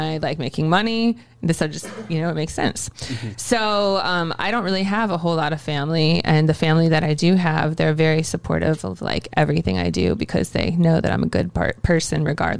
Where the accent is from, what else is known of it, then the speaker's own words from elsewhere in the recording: Ohio, United States; I'm originally from Ohio.